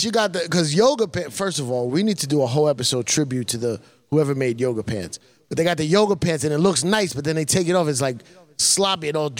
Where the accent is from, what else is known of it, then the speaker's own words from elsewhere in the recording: United States; No, I'm not. I'm not from Spain. Nobody in front of my family's from Spain.